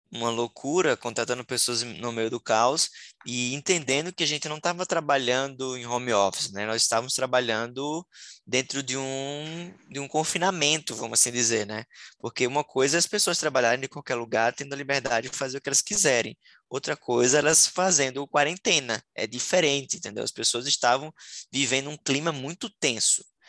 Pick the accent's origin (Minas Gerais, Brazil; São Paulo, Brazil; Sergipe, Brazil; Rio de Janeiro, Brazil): Sergipe, Brazil; moved away as an adult; now in Florianópolis, Brazil; sou é, sergipano, nasci no menor estado do Brasil. Hoje eu moro em Florianópolis já há seis anos